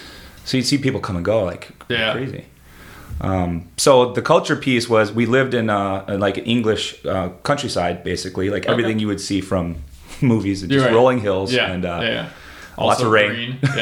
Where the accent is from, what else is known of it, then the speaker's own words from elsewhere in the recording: Illinois, United States; also born or lived in England; So we moved from Illinois to Europe to England for a couple of years.